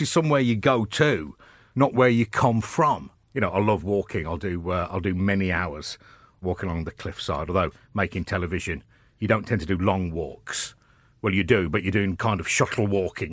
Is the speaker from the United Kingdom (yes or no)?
yes; Birmingham, West Midlands, United Kingdom; moved away as an adult; now in London, United Kingdom; coming from Birmingham